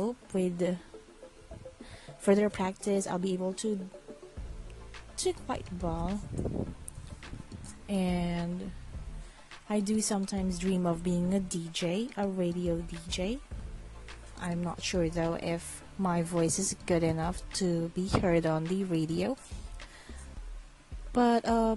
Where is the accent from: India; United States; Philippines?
Philippines; English is a second language; I'm from the Philippines, so my English may not be as perfect